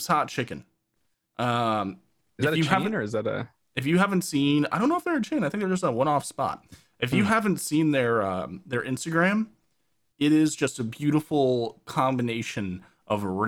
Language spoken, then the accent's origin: English; New Jersey, United States; Growing up in New Jersey, man, like, we had the Hilltopper Deli in Summit, and then we had the Milburn Deli